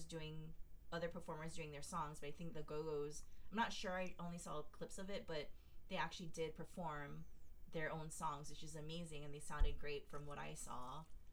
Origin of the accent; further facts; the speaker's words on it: Hawaii, United States; I've known him since I was 16 years old. Growing up in Hawaii, like, that's crazy